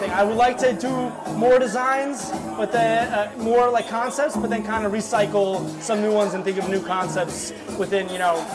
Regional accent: New York, United States; some of what I grew up with in New York

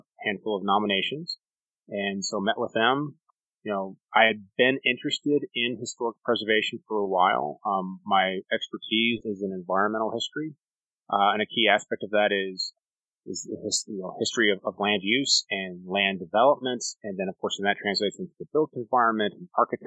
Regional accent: Colorado, United States; moved away as an adult; now in Oklahoma, United States; I grew up in Colorado, did my undergraduate work at a small school in Alamosa, Colorado

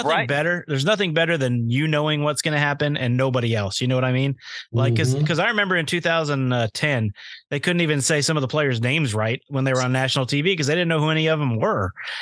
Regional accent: Tyler, Texas, United States; I grew up in Tyler, Texas.

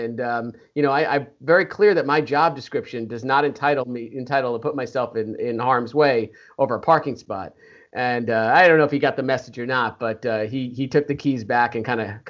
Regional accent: New Jersey, United States; moved away as an adult; now in Olney, United States; Yeah, I grew up in North Jersey.

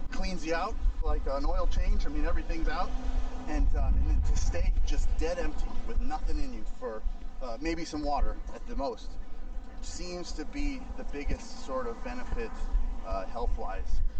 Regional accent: St. Louis, Missouri, United States; So I grew up in St. Louis

